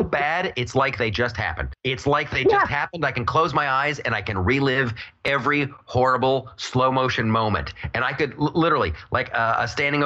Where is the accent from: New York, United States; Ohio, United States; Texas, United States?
Ohio, United States; I'm from Ohio